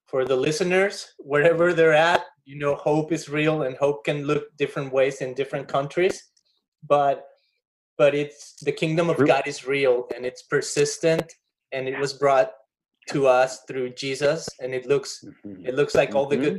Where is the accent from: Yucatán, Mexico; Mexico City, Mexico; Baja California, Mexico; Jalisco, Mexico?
Jalisco, Mexico; Guadalajara; now in Costa Mesa, United States; I'm originally from Guadalajara, Jalisco, Mexico, and this transmission is being broadcasted from a little tiny house in Costa Mesa, California